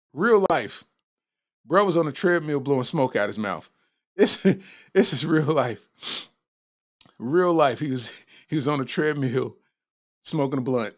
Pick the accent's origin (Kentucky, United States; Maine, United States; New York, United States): Kentucky, United States; Lexington; I'm from Lexington, Kentucky